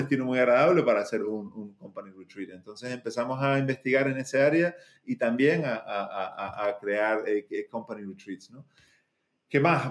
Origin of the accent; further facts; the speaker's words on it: Canary Islands, Spain; moved away; yo soy eh, de las Islas Canarias, de España, eh, pero tuve la suerte también de vivir muchos años fuera y de decidir volver, ¿no? Porque tenía muchas otras opciones profesionales para estar en otros sitios, pero, pero me tiraba mucho volver a, a, mi, a mi sitio de, nacimiento, a mi ciudad de, nacimiento.